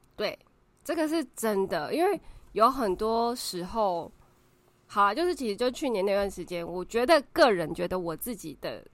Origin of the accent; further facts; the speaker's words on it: Taiwan; 我们台湾人的文化